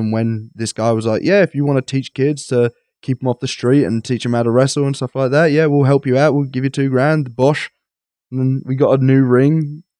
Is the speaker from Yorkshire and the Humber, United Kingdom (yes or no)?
no; East of England, United Kingdom; I'm so English. But, I'm so Essex. That's not even English.